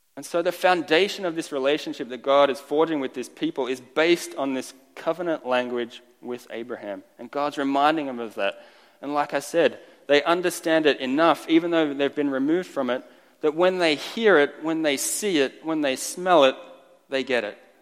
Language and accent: English; Australia; first language Estonian; English is a second language; moved away as an adult; also born or lived in Estonia (ancestry); I've been in Australia my entire life up until I was 21, moved here